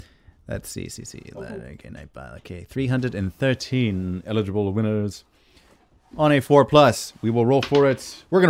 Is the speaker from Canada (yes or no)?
yes; Canada; accent: Canadian; It's my Canadian accent.